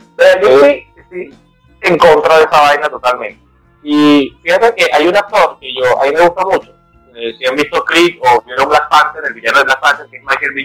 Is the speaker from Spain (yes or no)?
no; Venezuela; moved away; los venezolanos eh, actualmente somos, somos migrantes por excelencia